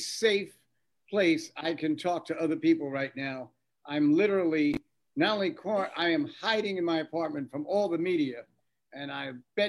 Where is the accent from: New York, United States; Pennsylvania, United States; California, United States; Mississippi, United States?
New York, United States; New York City; I was born on Grand Avenue in Brooklyn.